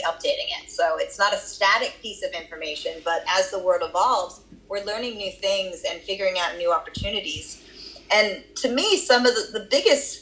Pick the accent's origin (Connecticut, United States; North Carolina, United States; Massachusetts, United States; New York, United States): Massachusetts, United States; Boston; accent: Boston; moved away; also born or lived in Australia; my Boston accent